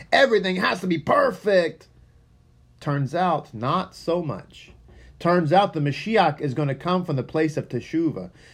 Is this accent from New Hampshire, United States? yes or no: no; Texas, United States; first language English; I am from Texas, and English is my first language